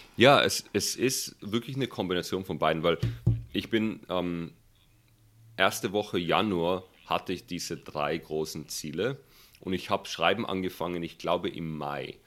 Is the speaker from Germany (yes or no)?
yes; Germany; moved away as an adult; now in Silicon Valley, United States; bei uns in Deutschland